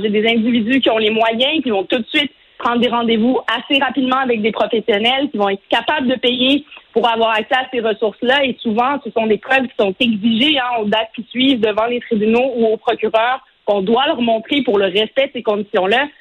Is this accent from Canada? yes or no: yes; Quebec, Canada; chez nous au Québec